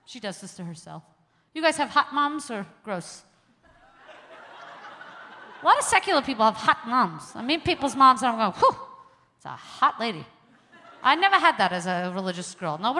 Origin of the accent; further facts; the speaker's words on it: New York City, New York, United States; moved away; also born or lived in Calgary, Canada; I'm originally from Crown Heights, Brooklyn, New York